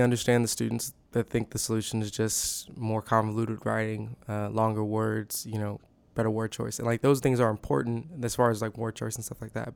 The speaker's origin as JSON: {"language": "English", "town": "The Woodlands", "region": "Texas", "country": "United States", "moved": "as an adult", "lives_now": "Waco, United States", "said": "I am from the Woodlands, Texas"}